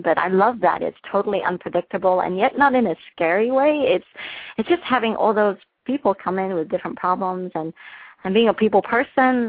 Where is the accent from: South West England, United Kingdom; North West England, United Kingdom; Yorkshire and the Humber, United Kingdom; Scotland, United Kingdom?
North West England, United Kingdom; Liverpool; moved away as an adult; now in Michigan, United States; I was born in Liverpool, the home of …